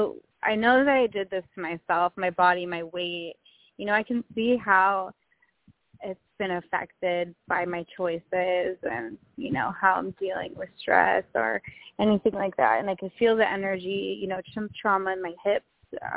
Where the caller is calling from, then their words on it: Benicia, California, United States; I'm in Benicia, California. We're by the water.